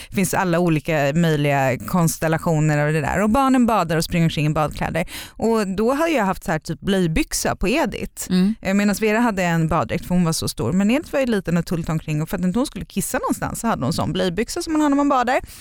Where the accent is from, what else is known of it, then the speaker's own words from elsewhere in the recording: Sweden; moved away; also born or lived in United States; vi var ju hemma i Sverige varje sommar